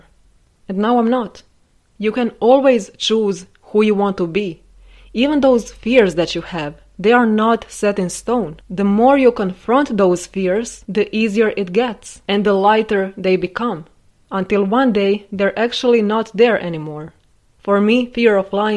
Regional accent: Croatia; staying in my home country my entire life

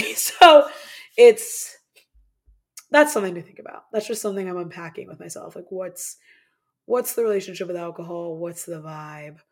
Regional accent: Midwest, United States; moved away as an adult; I'm originally from the Midwest.

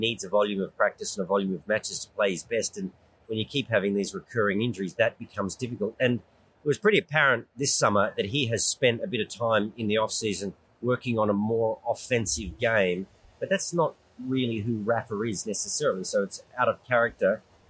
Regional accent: Canberra, Australian Capital Territory, Australia; moved away as an adult; also born or lived in Europe (born); now in Sydney, Australia; Yeah, I live in Sydney. I grew up in Canberra, but I've lived in Sydney for 40-odd years.

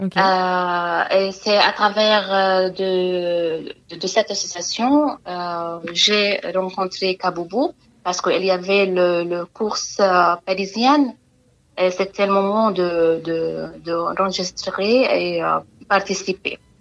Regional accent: Palestine; French is a second language; moved away as an adult; now in France; je suis palestinienne et je suis arrivée en France euh, en 2016

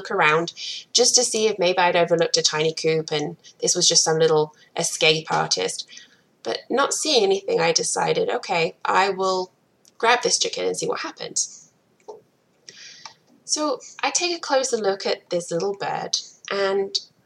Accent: England, United Kingdom; moved away as an adult; also born or lived in Providence, Rhode Island, United States / Atlanta, Georgia, United States; now in Akron, Ohio, United States; I am originally from England and I moved to the US about 11 years ago now

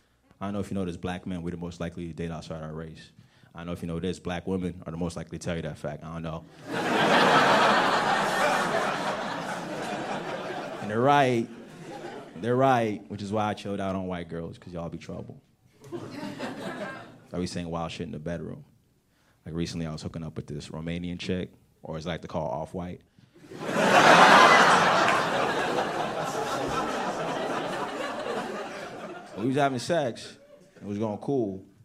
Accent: United States; born or raised there; also born or lived in Nigeria

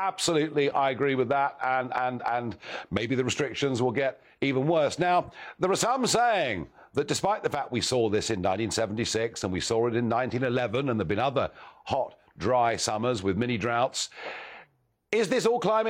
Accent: United Kingdom; Now, being British, we absolutely must, I think, talk about the weather

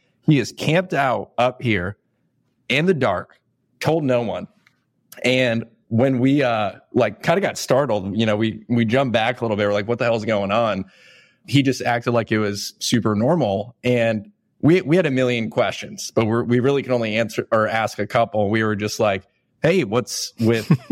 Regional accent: Elyria, Ohio, United States; my hometown, Elyria, Ohio.

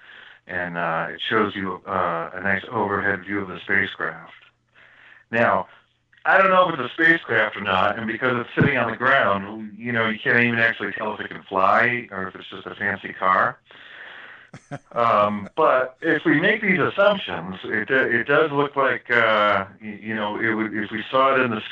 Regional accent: Florida, United States; my home state of Florida.

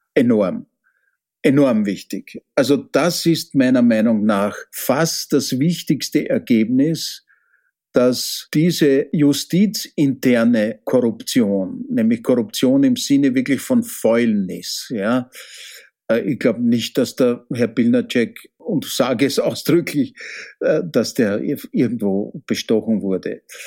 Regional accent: Austria

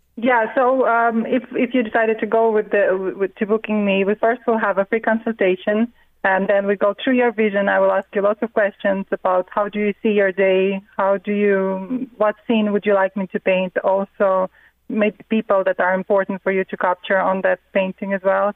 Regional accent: Riga, Latvia; now in Mornington, Australia; my early childhood in a beautiful city, you know, Riga. I'm from Riga originally in Latvia

